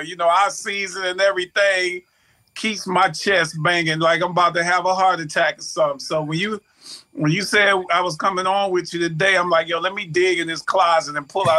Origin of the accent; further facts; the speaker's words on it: Mobile, Alabama, United States; moved away; also born or lived in Detroit; Even as a kid growing up in Mobile, Alabama, I used to go to the Mardi Gras as a kid